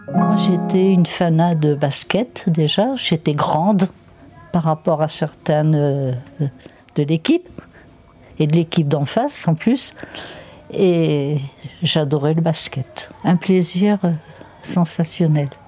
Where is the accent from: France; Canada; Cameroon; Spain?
France; Limoges, Nouvelle-Aquitaine; moved away as an adult; now in Châteauponsac, France; Je suis née à Limoges. Je vivais dans la cité du Vigenal.